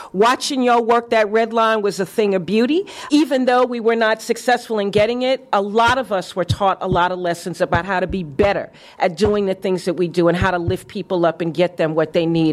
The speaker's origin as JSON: {"language": "English", "region": "New York", "country": "United States", "tie": "born or raised there", "moved": "as an adult", "said": "the Harlem that I grew up"}